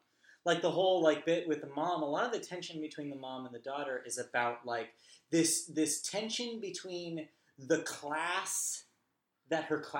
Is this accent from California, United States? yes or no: yes; Southern California, United States; obviously we're from Southern California